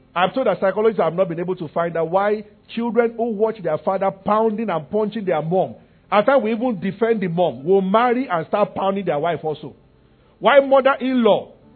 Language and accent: English; Nigeria; I'm from Nigeria.